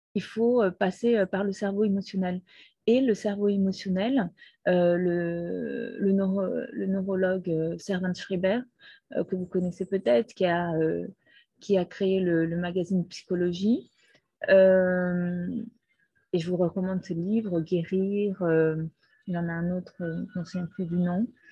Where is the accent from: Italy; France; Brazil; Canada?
Brazil; moved away; also born or lived in Peru; je suis née au Brésil. Toute mon enfance était au Brésil